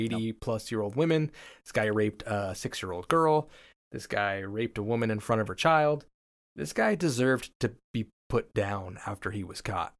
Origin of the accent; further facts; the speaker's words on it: Washington, United States; I'm from Washington State